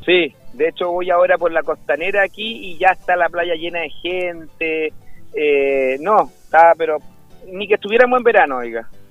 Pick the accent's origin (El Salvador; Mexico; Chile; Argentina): Chile; en Chile somos un país